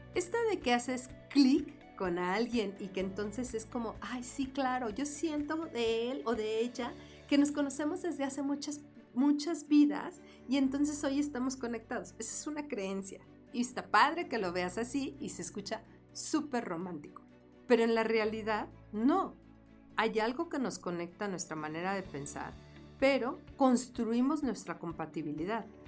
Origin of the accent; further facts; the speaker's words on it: Mexico City, Mexico; para nosotros el decir fresa en la Ciudad de México